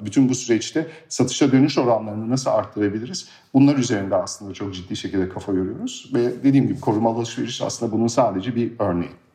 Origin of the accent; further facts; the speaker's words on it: Germany; moved away as an adult; now in Turkey; Almanya'da doğdum büyüdüm ve 2013 yılında İSKO'yu kurmak için Türkiye'ye geldim.